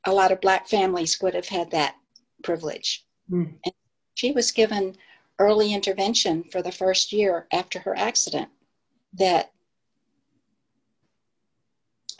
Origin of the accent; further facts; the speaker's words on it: Lynchburg, Virginia, United States; I grew up in Lynchburg, Virginia